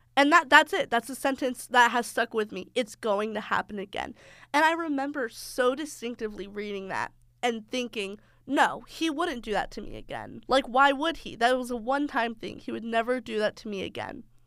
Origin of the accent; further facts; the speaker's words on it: the South, United States; I'm from the South